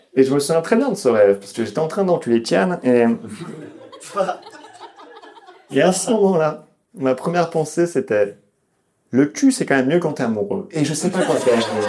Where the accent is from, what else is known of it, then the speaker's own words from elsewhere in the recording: Lyon, Auvergne-Rhône-Alpes, France; moved away; je viens de Lyon à la base.